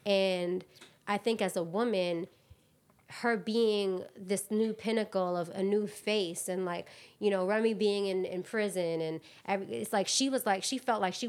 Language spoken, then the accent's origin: English; New York City, New York, United States; I'm from Queens.